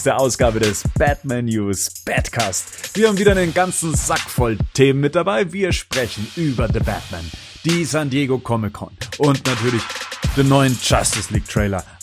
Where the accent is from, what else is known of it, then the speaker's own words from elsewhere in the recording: Bavaria, Germany; Ich bin äh, 38 Jahre alt. Ich komme aus der Nähe von München.